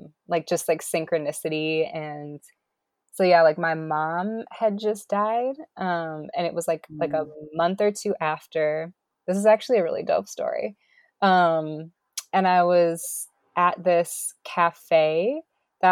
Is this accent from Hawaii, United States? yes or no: no; Minneapolis, Minnesota, United States; also born or lived in New Mexico; I grew up in Minneapolis